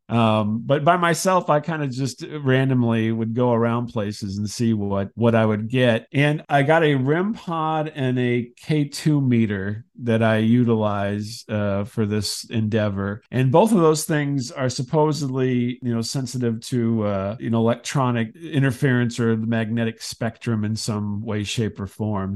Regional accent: Decatur, Illinois, United States; I grew up in Decatur

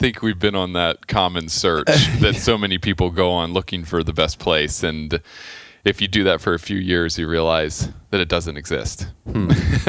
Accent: Clearwater, Florida, United States; moved away as an adult; also born or lived in Tennessee / Miami / Wailuku, Maui / California; I grew up in Clearwater.

